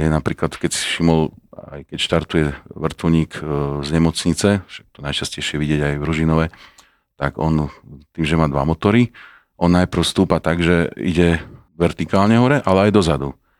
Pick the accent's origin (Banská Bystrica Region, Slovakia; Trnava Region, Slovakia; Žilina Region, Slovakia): Žilina Region, Slovakia; Žilina; ale v Žiline, keďže som bol Žilinčan